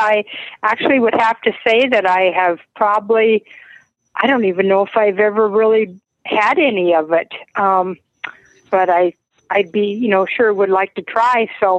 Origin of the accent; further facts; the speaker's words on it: South Dakota, United States; I'm from South Dakota, where it's going to be, where we aren't even going to reach zero this weekend.